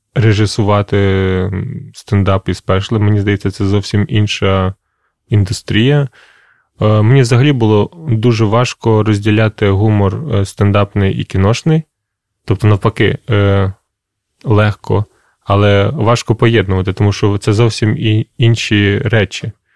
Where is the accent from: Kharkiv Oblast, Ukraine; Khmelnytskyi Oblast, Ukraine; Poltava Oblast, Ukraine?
Khmelnytskyi Oblast, Ukraine; Krasyliv; moved away; в Красилові, це моє містечко, звідки я родом